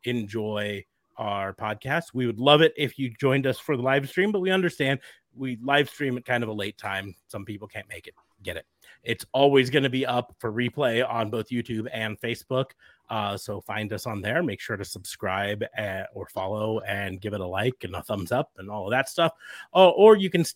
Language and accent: English; United States; We're American